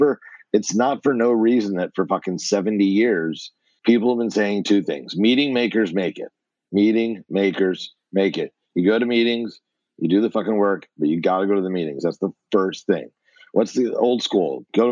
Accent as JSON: {"language": "English", "country": "United States", "said": "I'm from what we call the tri-state area, New Jersey, New York, and Connecticut. So okay. nine schools, 12 years, three different states."}